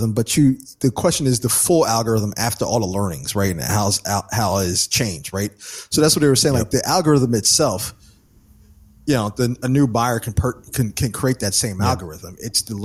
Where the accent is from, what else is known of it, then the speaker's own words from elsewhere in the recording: the New York area, United States; growing up in the New York area